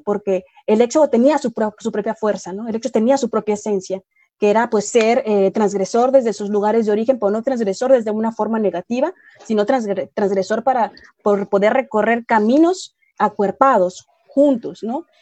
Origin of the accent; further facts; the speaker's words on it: Mexico; como mexicana